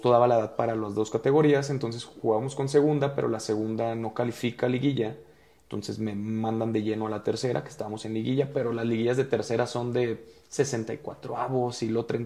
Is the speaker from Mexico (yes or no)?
yes; Guadalajara, Jalisco, Mexico; Y pues para, para hacerlo breve, yo soy de Guadalajara, empiezo en un equipo que se llama Vaqueros de Ixtlán desde cuarta división